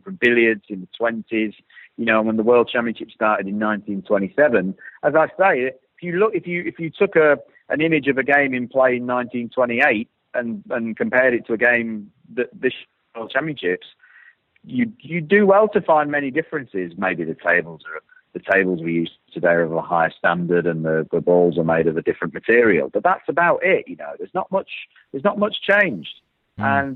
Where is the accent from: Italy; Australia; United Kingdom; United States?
United Kingdom; we are a very traditional country. But, you know, this island we live